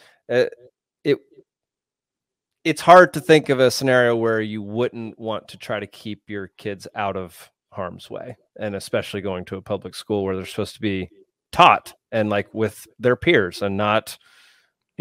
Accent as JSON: {"language": "English", "region": "Texas", "country": "United States", "tie": "born or raised there", "moved": "yes", "lives_now": "Georgia, United States", "said": "I grew up in Texas"}